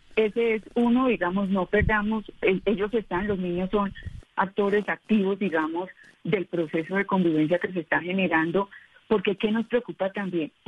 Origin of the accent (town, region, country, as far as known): Colombia